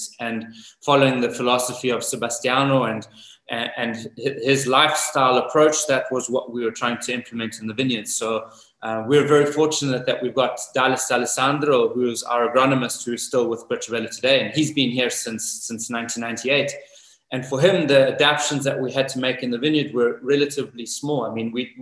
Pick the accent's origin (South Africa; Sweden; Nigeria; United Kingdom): South Africa; moved away as an adult; also born or lived in New Zealand / Napa Valley / Italy; now in Greve in Chianti, Italy; I was actually born and raised in South Africa